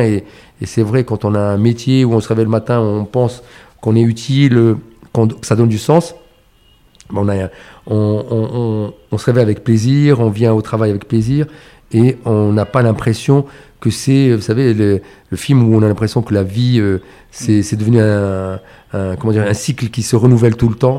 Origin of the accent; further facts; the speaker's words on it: Casablanca, Casablanca-Settat, Morocco; j'ai j'ai grandi à Casablanca.